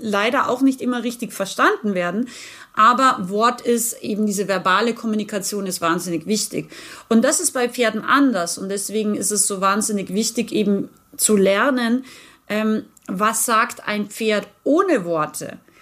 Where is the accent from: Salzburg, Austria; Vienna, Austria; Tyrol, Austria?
Salzburg, Austria; Rauris; now in Unterhaching, Germany; ich bin ursprünglich geboren im schönen Österreich. Ich bin sozusagen eine Bergfex, wie wir sagen. Also ich bin ein Bergmensch. Ich bin aus dem Pinzgau, aus Rauris